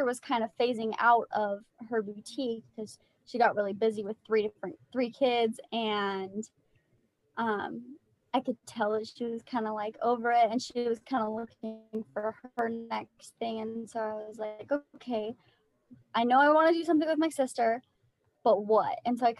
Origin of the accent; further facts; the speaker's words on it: Las Vegas, Nevada, United States; like Sadie said. I'm from Las Vegas and I live here with my husband.